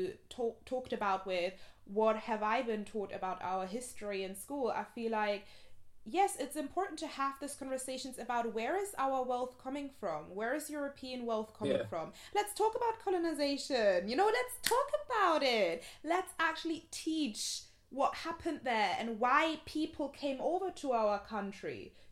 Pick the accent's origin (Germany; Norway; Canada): Germany; moved away; I grew up in Germany in a very, like, white area, predominantly white area